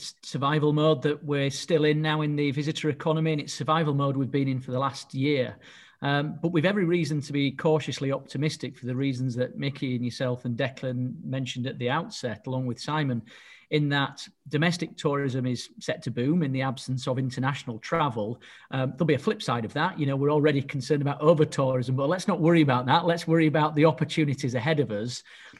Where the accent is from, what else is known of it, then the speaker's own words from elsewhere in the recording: Yorkshire and the Humber, United Kingdom; I say this as a Yorkshireman